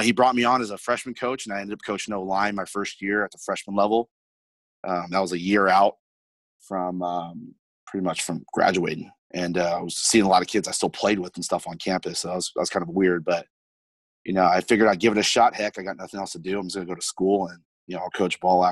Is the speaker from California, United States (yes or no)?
yes; Gilroy, California, United States; I grew up in Northern California, played for a little high school. It's known as the garlic capital of the world, Gilroy, California here